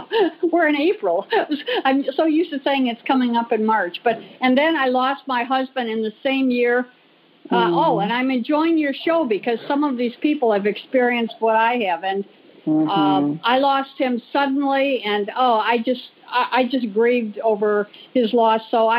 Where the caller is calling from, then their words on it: Manhattan Beach, California, United States; Oh, I'm calling from Manhattan Beach, California.